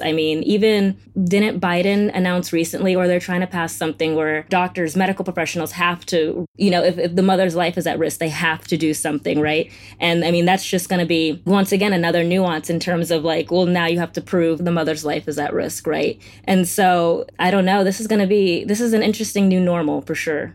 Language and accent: English; Florida, United States; I'm from Florida